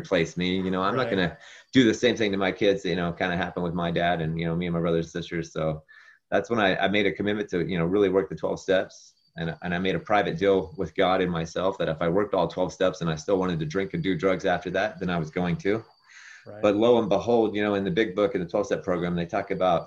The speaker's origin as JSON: {"language": "English", "region": "West Virginia", "country": "United States", "tie": "born or raised there", "moved": "as an adult", "lives_now": "Southern California, United States", "said": "I grew up in West Virginia"}